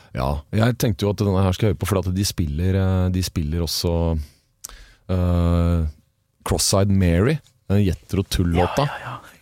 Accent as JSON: {"language": "Norwegian", "region": "Oslo", "country": "Norway", "tie": "born or raised there", "said": "Jeg vokste opp på eh, vest, Oslos vestkant, like ah, ja. ved unnarennet på Hoppbakken"}